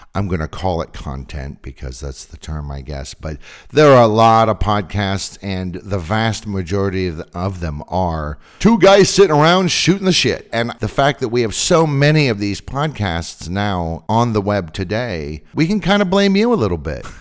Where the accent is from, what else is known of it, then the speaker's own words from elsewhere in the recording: Northern California, United States; I'm from Northern California